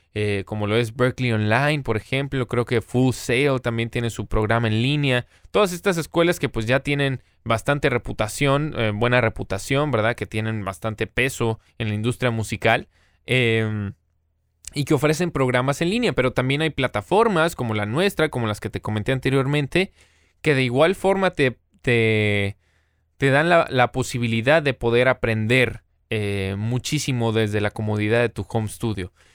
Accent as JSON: {"language": "Spanish", "town": "Monterrey", "region": "Nuevo León", "country": "Mexico", "tie": "born or raised there", "also_born_or_lived": "United States", "said": "hasta que regresé aquí a, mi ciudad natal, Monterrey, en México"}